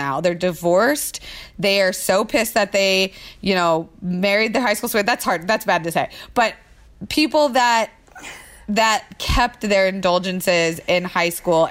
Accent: Florida, United States; now in Los Angeles, United States; growing up in Florida

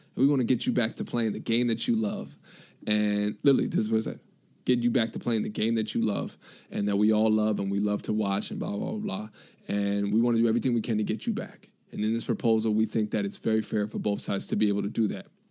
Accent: New York, United States; I'm from New York

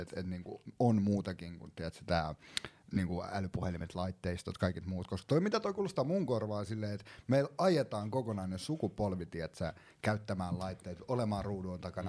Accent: Vantaa, Uusimaa, Finland; mä oon kasvanut Koiviksessa

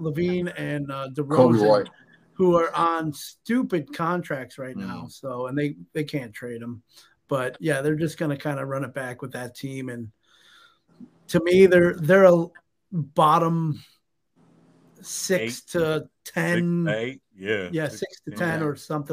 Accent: Chicago, Illinois, United States; I'm from Chicago. I grew up in the '90s.

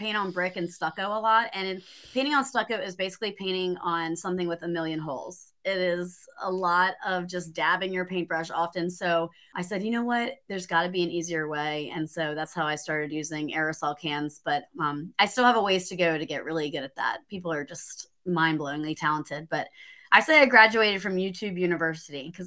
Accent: Maryland, United States; now in Greenville, United States; I'm originally from Maryland, and I was living in a town

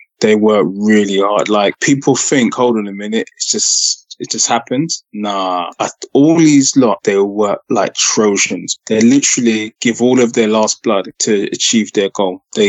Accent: Ghana; It's Ghanaian. Yeah. I'm Ghanaian.

